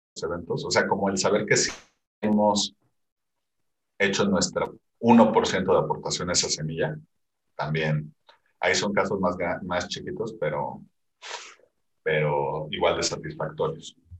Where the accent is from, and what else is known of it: Mexico